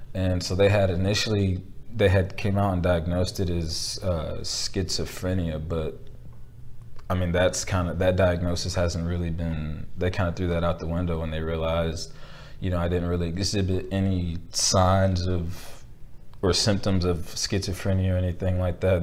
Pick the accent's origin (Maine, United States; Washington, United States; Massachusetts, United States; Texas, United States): Texas, United States; Belton; my hometown